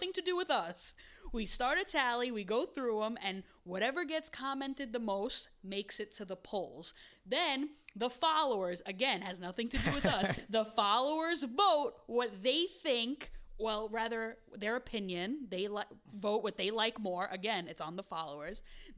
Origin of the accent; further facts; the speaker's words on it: Williamsburg, New York, United States; Because I was born and raised in Williamsburg, so of course